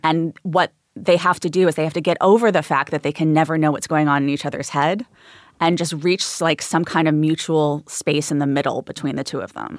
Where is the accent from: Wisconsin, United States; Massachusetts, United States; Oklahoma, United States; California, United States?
California, United States; Los Angeles; I grew up in Studio City